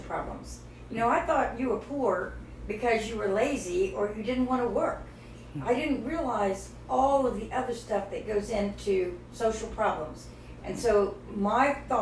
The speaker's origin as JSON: {"language": "English", "region": "West Virginia", "country": "United States", "tie": "born or raised there", "said": "I grew up in West Virginia"}